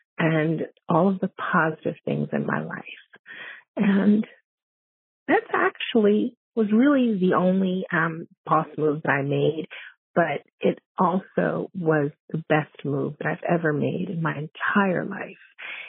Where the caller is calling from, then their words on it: Long Island, New York, United States; I'm calling from Long Island, New York.